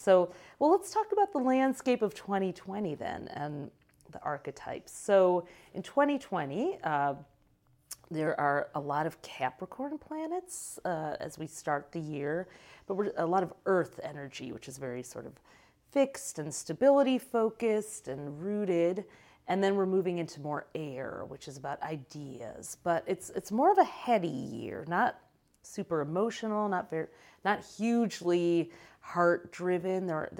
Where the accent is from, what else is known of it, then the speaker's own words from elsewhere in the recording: Michigan, United States; moved away; I came from Michigan.